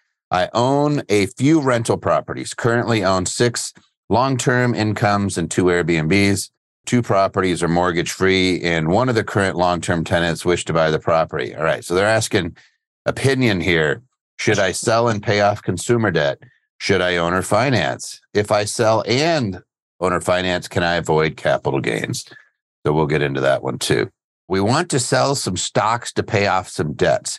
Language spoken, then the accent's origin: English; just outside of Philadelphia, Pennsylvania, United States; I grew up just outside of Philly.